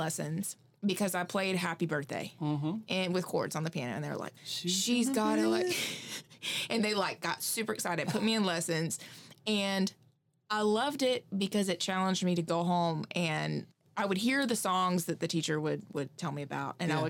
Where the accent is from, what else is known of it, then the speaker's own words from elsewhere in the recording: Hephzibah, Georgia, United States; Yeah, Augusta, Georgia. {S0} All right. {S2} So I'm from a really, really small town called Hephzibah.